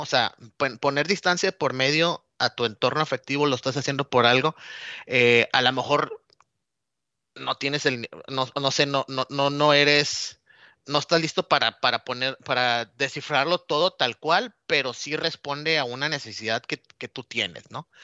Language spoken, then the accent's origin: Spanish; Nuevo Laredo, Tamaulipas, Mexico; moved away as an adult; also born or lived in Monterrey / Mexico City / Cuernavaca / Chiapas; now in United States; Yo soy originario de, la frontera de Nuevo Laredo, Tamaulipas